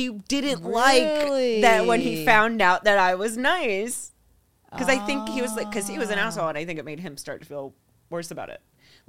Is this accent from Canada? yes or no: no; New York, United States; I was raised in New York. I'm a Scorpio.